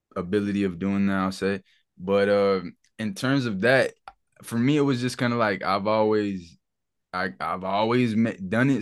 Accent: Charlotte, North Carolina, United States; growing up in Charlotte as, as a teen, bro, I, we grew up in a fucking, in the city

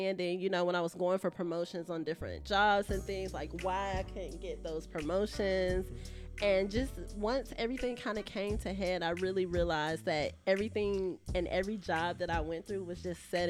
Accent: Jacksonville, Florida, United States; also born or lived in Pensacola, Florida; I'm from Duval. I was born in Pensacola, been in Jacksonville since I was about 3 years old

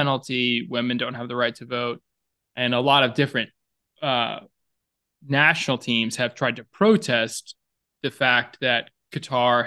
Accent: the South, United States; accent: Southern; moved away; my Southern accent

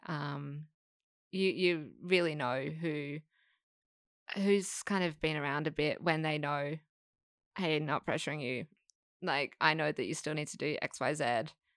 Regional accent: Perth, Western Australia, Australia; moved away as an adult; now in Sydney, Australia; I'm, I'm from Perth

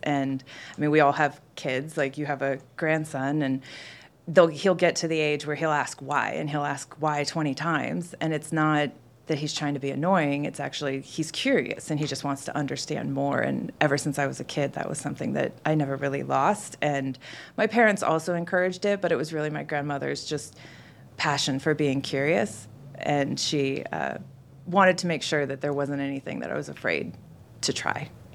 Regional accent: Pacific Northwest, United States; now in Atlanta, United States; I'm currently based in Atlanta, And I am from the Pacific Northwest. That's where I've spent the last fifteen years

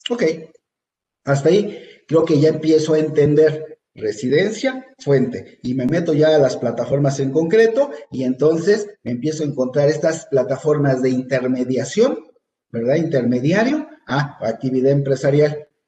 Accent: Mexico; Esas son las preguntas que yo como mexicano pagador debo de tener muy claro

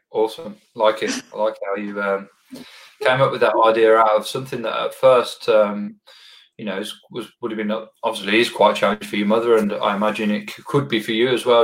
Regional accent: Birmingham, West Midlands, United Kingdom; I'm actually from Birmingham, England

